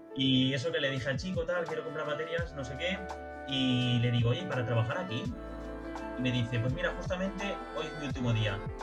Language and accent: Spanish; Barcelona, Catalonia, Spain; soy de Barcelona